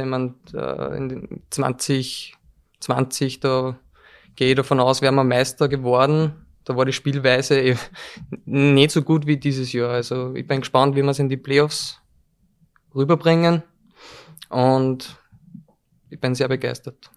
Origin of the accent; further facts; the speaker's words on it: Molln, Upper Austria, Austria; ich komme aus Mollen, das ist relativ südlich